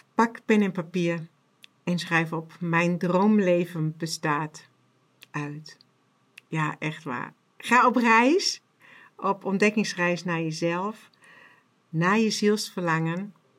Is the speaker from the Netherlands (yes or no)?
no; Germany; accent: German; Dutch is a second language; mijn Duits accent